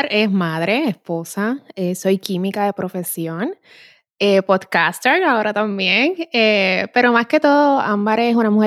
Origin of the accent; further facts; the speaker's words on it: Puerto Rico; Como personas, como puertorriqueños y nos hace valorar tanto lo, que tenemos en la isla que es increíble.